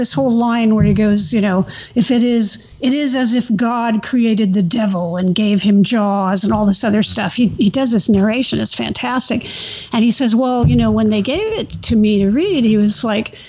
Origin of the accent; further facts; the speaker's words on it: Central Coast, California, United States; I grew up in the Central Coast region